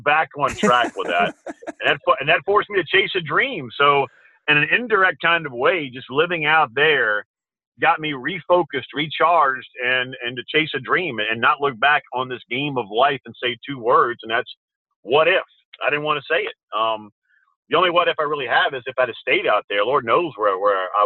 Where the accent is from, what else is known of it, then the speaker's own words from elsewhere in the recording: Folsom, Louisiana, United States; growing up on Tautog Farm in Folsom, Louisiana, thoroughbred horse farm